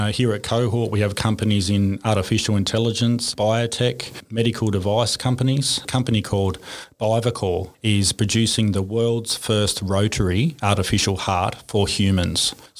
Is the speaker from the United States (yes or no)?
no; Coffs Harbour, New South Wales, Australia; now in Gold Coast, Australia; I'm a very proud Gold Coaster. I grew up in Coffs Harbour